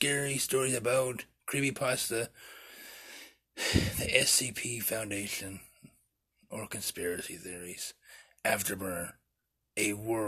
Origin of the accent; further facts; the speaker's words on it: Topeka, Kansas, United States; In our hometown of Topeka